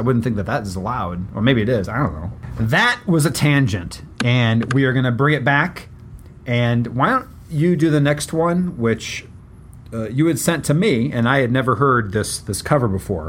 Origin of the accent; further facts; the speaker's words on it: West Lafayette, Indiana, United States; moved away; I'm originally from West Lafayette, Indiana